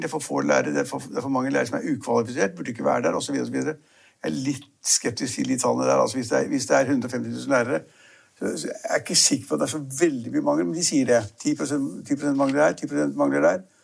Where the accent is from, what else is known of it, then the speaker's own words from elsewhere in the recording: Norway; Vi nordmenn